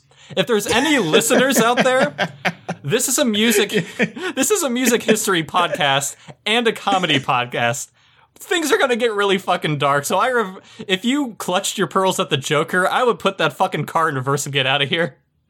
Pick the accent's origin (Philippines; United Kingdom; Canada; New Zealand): United Kingdom; England; It also helps because I'm English